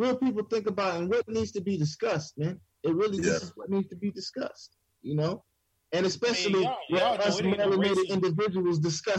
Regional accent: New York, United States; born or raised there

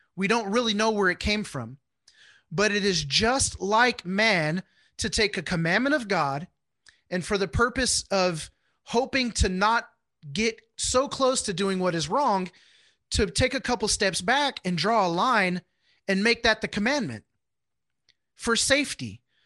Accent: Houston, Texas, United States; moved away as an adult; also born or lived in Wichita, Kansas; I grew up in Houston

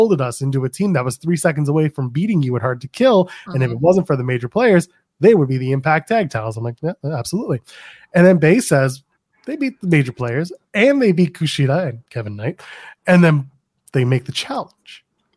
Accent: Canada; I'm Canadian

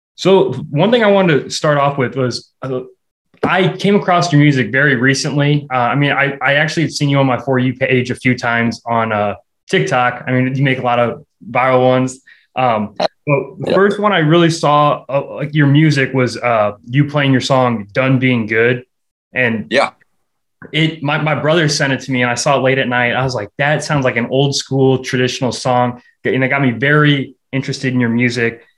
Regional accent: Omaha, Nebraska, United States; born or raised there

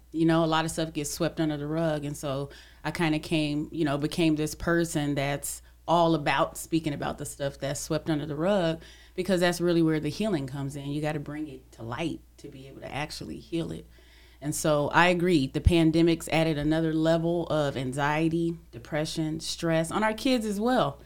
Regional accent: California, United States; I'm from Cali

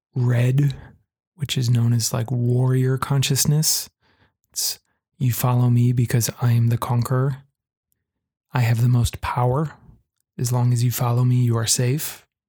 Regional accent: United States; here in the US, my home country

